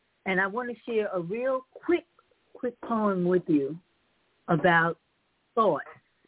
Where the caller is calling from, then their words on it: Raleigh, North Carolina, United States; Assalamu alaikum. … I'm calling from Raleigh, North Carolina.